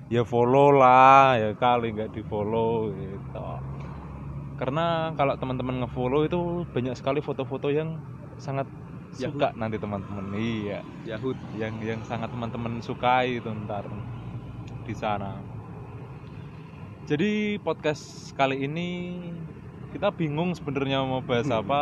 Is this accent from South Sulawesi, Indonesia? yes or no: no; Salatiga, Central Java, Indonesia; jadi teman-teman buat yang belum tahu saya ini sebenarnya aslinya bukan dari Jakarta ya saya ini aslinya dari Salatiga Salatiga itu kota